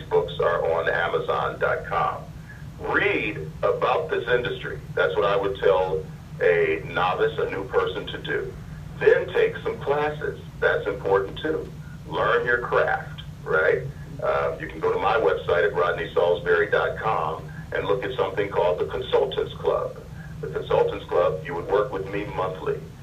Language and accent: English; Detroit, Michigan, United States; now in Los Angeles, United States; growing up in Detroit